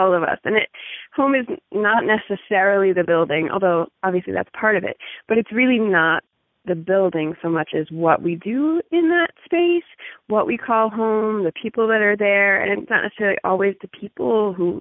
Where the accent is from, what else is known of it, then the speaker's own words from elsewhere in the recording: Pittsburgh, Pennsylvania, United States; moved away as an adult; now in Northwest Montana, United States; I'm originally from Pittsburgh